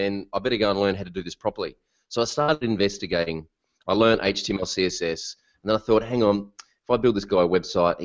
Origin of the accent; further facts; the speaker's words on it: Melbourne, Victoria, Australia; I'm from Melbourne, Australia